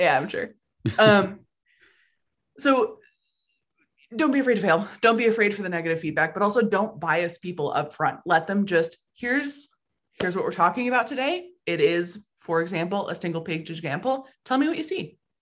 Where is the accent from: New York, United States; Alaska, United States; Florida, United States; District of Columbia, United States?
Alaska, United States; Anchorage; moved away as an adult; also born or lived in Oregon; I was born and raised in Anchorage, Alaska.